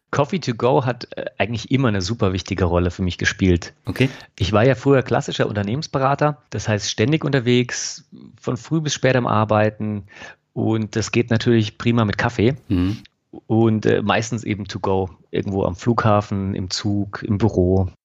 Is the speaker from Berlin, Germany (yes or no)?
no; Freiburg, Baden-Württemberg, Germany; in meine Heimat, in Freiburg